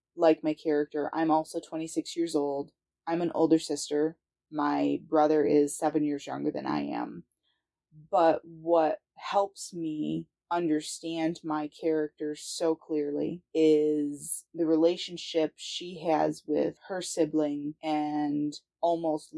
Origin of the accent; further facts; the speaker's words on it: Lansing, Michigan, United States; I'm from Lansing, Michigan